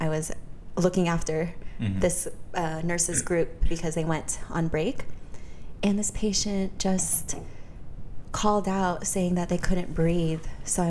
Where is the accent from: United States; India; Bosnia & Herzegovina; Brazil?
United States; Modesto, California; No, I still work in Modesto. {S3} Okay. {S1} My hometown, but I'm just never really there.